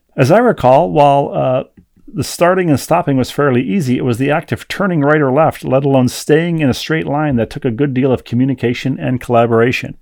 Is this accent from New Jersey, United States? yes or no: no; Bloomington, Minnesota, United States; in my hometown of Bloomington, Minnesota.